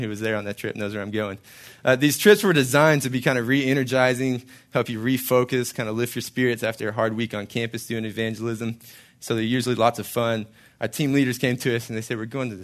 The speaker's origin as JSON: {"language": "English", "town": "Hallsville", "region": "Texas", "country": "United States", "tie": "born or raised there", "also_born_or_lived": "Marshall, Texas / College Station, Texas", "moved": "as an adult", "said": "I grew up in Hallsville, Texas, a little northeast from here a little bit, east of Longview, east of Tyler, east of Dallas"}